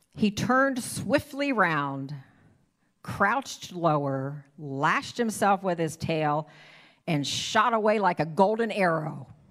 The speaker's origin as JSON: {"language": "English", "region": "Ohio", "country": "United States", "tie": "born or raised there", "moved": "as an adult", "lives_now": "Iowa, United States", "said": "I was born and raised in Ohio"}